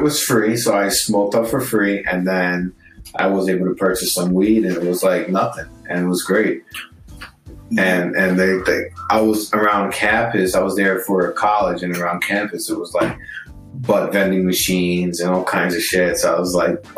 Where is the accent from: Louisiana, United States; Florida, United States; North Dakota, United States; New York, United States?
New York, United States; also born or lived in California; for us, I think New Yorkers is like, this is our home state